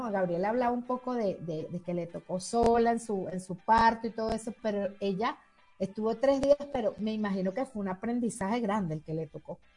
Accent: Colombia; also born or lived in Venezuela; yo también soy colombiana, venezolana

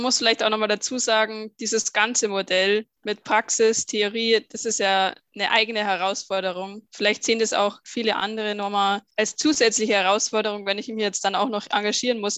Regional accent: Bavaria, Germany; Ich komme aus Bayern

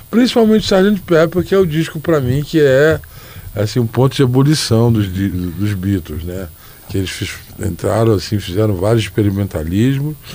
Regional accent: Rio de Janeiro, Brazil; now in São Paulo, Brazil; eu sou carioca, eu posso dizer, eu moro em São Paulo há muitos anos

